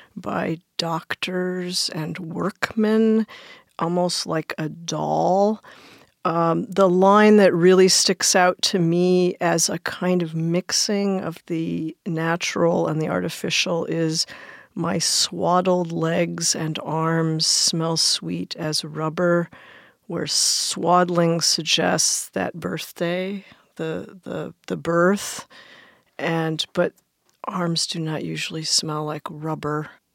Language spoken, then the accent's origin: English; United States; also born or lived in Belleville, Illinois; now in Hawaii, United States; I grew up in the D C suburbs